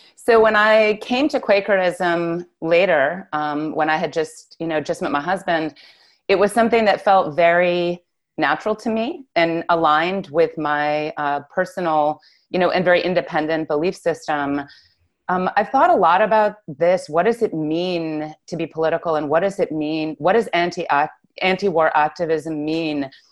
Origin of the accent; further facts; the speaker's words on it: Newton, Massachusetts, United States; also born or lived in Cambridge, Massachusetts; I grew up in Newton and Cambridge